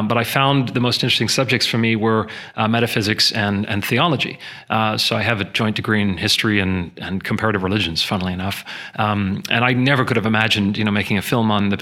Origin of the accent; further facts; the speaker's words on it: Canada; I am Canadian